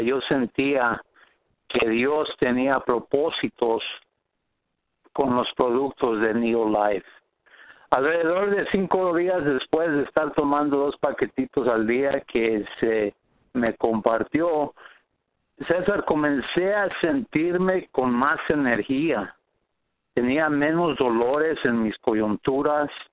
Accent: Riverside, California, United States; soy de Riverside, California

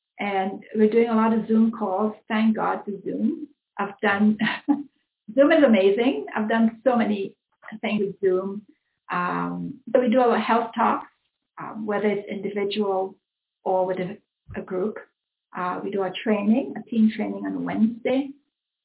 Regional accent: Trinidad & Tobago; now in Mississauga, Canada; I was born in Trinidad

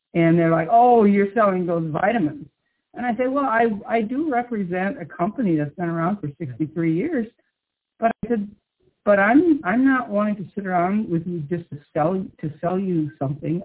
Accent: Midwest, United States; I grew up in the Midwest on a farm

